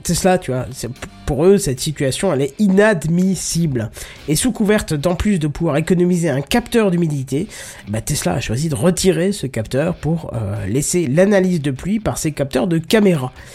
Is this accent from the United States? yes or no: no; north-east France, France; je viens du nord-est de la France